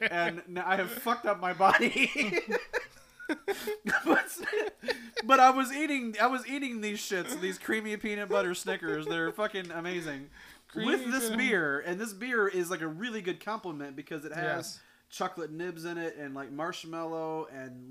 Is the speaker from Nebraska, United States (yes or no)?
no; Illinois, United States; I'm from Illinois